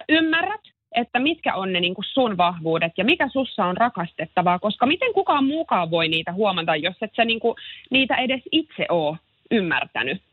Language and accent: Finnish; Helsinki, Uusimaa, Finland; olen helsinkiläinen äiti ja yrittäjä